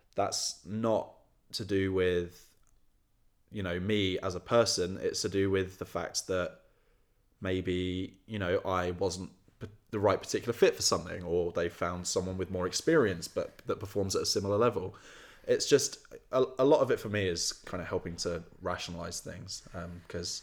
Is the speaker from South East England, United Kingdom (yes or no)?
yes; Tunbridge, South East England, United Kingdom; moved away as an adult; I grew up in Kent, middle of the countryside